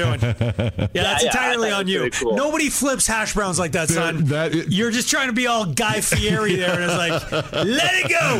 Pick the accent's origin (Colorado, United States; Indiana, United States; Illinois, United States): Colorado, United States; Longmont; We grew up in Longmont.